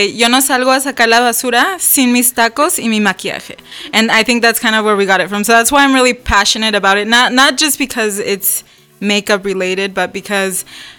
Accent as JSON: {"language": "English", "country": "Ecuador", "said": "I'm from Ecuador, half Peruvian."}